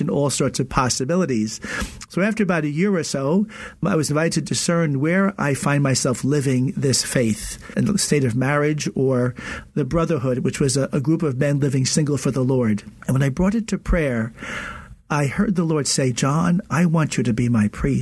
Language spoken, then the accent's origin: English; Long Island, New York, United States; moved away as an adult; also born or lived in Newark, New Jersey; I was born and raised a Catholic in Long Island